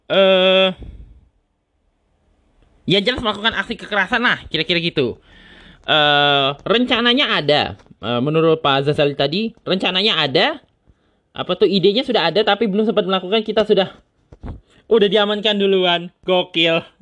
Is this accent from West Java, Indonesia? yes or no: no; Tangerang, Banten, Indonesia; Dan ini kebetulan saja terjadi di daerah gua, lebih tepatnya di Jati Uwung.